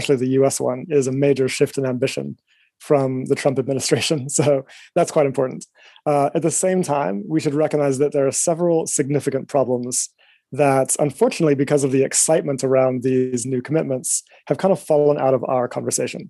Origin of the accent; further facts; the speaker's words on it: Eswatini; also born or lived in United States; now in London, United Kingdom; I am originally from Eswatini, a small country in Southern Africa.